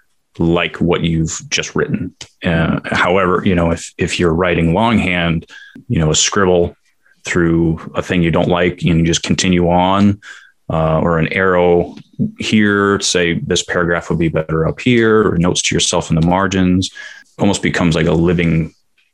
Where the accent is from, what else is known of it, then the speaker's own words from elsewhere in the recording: New York City, New York, United States; moved away as an adult; also born or lived in El Paso; now in Seattle, United States; I grew up in New York